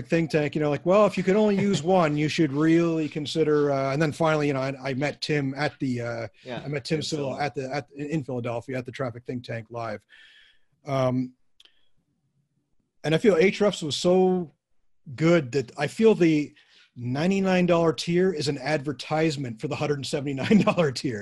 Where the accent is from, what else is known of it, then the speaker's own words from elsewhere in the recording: Canada; a Canadian working for a American